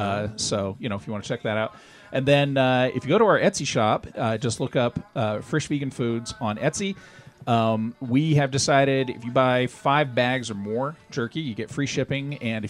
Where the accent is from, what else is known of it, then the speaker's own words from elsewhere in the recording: Glendale, California, United States; also born or lived in North Hollywood; I was born in Glendale.